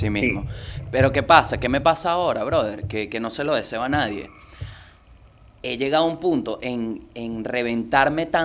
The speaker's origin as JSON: {"language": "Spanish", "region": "La Guaira", "country": "Venezuela", "said": "Yo soy de La Guaira, bro. y la verdad es que en La Guaira hay muchas cosas que no te enseñan."}